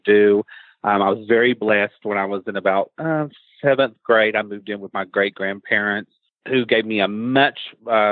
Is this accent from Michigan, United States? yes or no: no; Eastern Kentucky, United States; I grew up before the internet, and I grew up in Eastern Kentucky